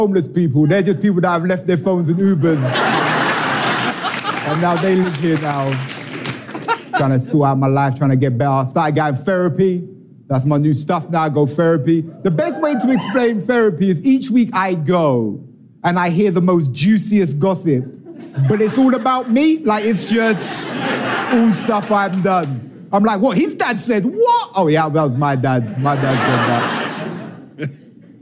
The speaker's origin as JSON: {"language": "English", "region": "England", "country": "United Kingdom", "said": "I am from England, and I know I'm not the guy off the brochure, but I am. From England"}